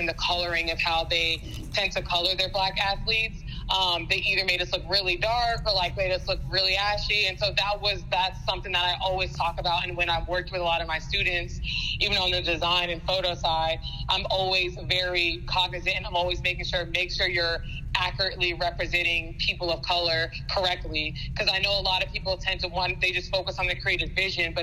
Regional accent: Fayetteville, Georgia, United States; I'm originally from Fayetteville, Georgia.

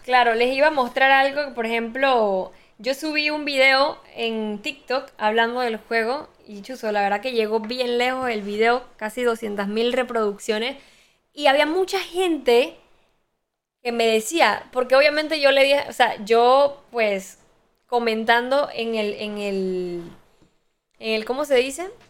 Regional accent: Boquete, Chiriquí, Panama; yo soy allá de Boquete

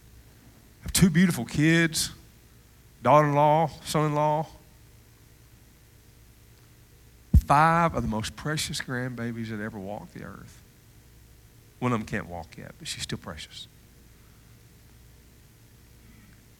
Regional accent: Cullman, Alabama, United States; moved away; I'm from Cullman, Alabama.

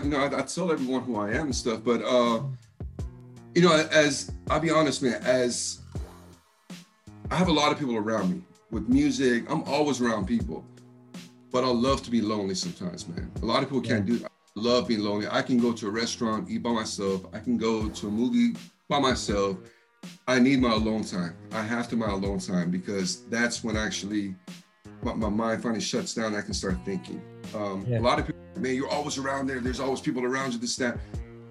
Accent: Texas, United States; the funny thing is, even though I'm from Texas, everyone thinks that I'm from the East Coast.

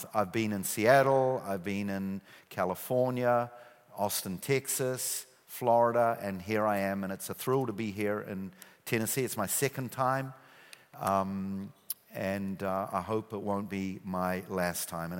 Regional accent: New Zealand; accent: New Zealand; moved away as an adult; now in Israel; I still have my New Zealand accent. Yeah, I immigrated many years ago. Few suitcases, few $100s. And I grew up in New Zealand

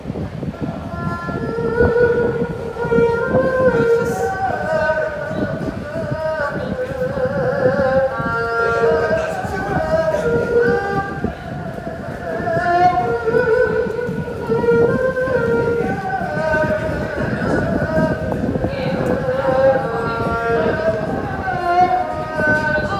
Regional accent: Philadelphia, Pennsylvania, United States; we're from Philadelphia, and we came to New York City

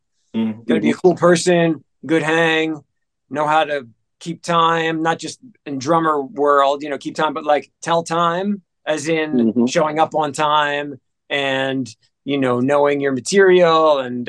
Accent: New Jersey, United States; also born or lived in Memphis; Before that, I was in Memphis. And then before that, I grew up in, I was born and raised in New Jersey, right outside of Manhattan.

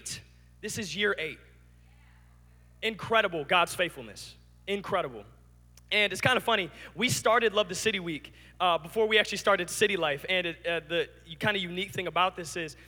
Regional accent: Lansing, Michigan, United States; I grew up in Lansing

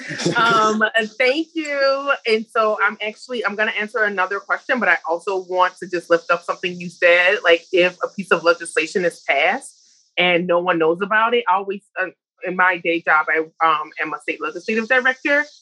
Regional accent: New Orleans, Louisiana, United States; I'm from the South, and people say people from the South talk really fast, but I'm from New Orleans, or real slow, but I'm from New Orleans, but we talk real fast

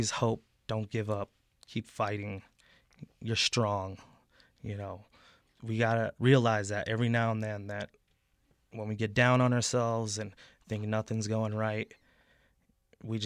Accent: Taos, New Mexico, United States; also born or lived in Albuquerque, New Mexico / Colorado; But my formative years I spent in northern New Mexico in Taos

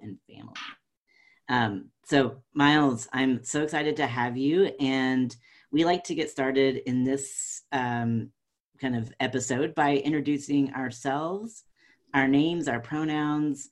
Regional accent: North Carolina, United States; moved away as an adult; I am a white, southern transgender man who was born and raised in North Carolina and now living back in North Carolina

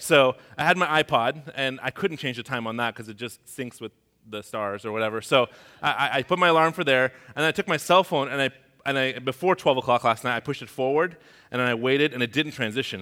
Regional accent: Tehran, Tehran Province, Iran; moved away; I'm from Tehran. That's the capital of Iran

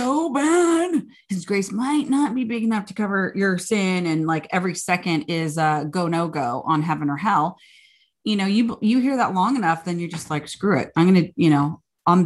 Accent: the South, United States; I grew up in the South. Well, we both did grow up in the South

